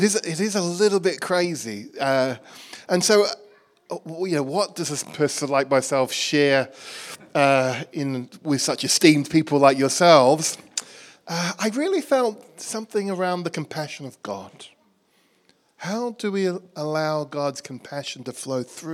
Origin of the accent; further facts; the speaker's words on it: Australia; moved away as an adult; also born or lived in Bangkok, Thailand; now in Birmingham, United Kingdom; You can probably tell from my accent, I'm from Birmingham. Actually, originally from Australia